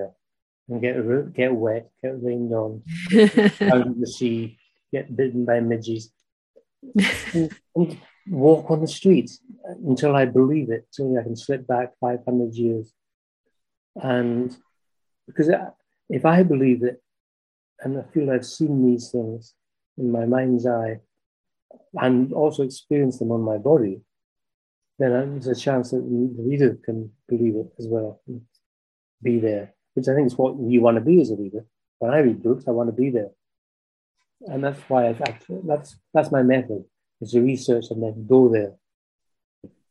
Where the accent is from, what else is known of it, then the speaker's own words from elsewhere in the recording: Anstruther, Scotland, United Kingdom; I was born and brought up in Anstruther, near St Andrews.